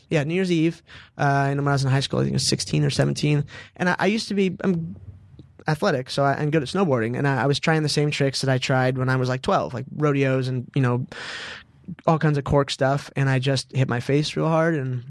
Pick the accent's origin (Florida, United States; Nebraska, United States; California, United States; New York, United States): California, United States; Southern; I say I'm a son of the South, but I'm from Southern California.